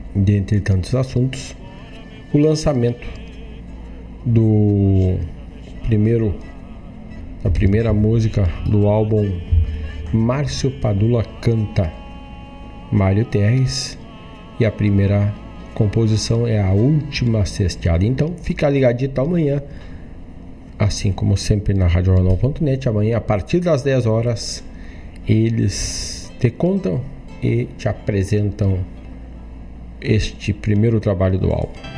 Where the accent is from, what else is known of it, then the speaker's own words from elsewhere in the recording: Rio Grande do Sul, Brazil; região de onde sou oriundo